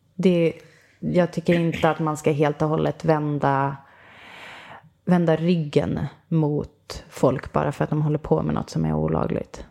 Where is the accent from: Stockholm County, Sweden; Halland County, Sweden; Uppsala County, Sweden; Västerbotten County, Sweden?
Västerbotten County, Sweden; Umeå; jag kommer från Umeå